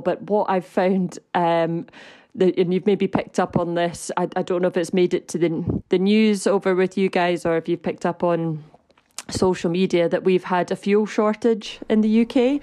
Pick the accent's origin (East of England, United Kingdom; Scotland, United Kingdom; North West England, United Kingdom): Scotland, United Kingdom; as a Scottish citizen